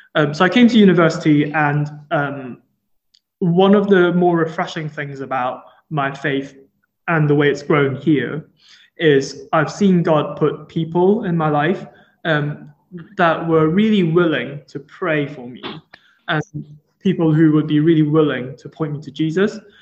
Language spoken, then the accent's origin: English; Hong Kong; moved away as an adult; also born or lived in Durham, United Kingdom; now in Liverpool, United Kingdom; I grew up in Hong Kong and I came to the UK in 2016 um, to first do my bachelor's degree in Durham.